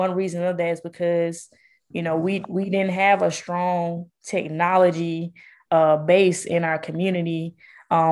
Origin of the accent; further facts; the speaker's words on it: Jackson, Mississippi, United States; also born or lived in Atlanta, Georgia; I'm born and raised in Jackson